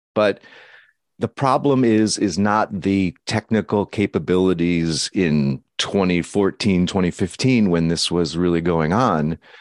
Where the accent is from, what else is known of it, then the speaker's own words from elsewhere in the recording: United States; as an American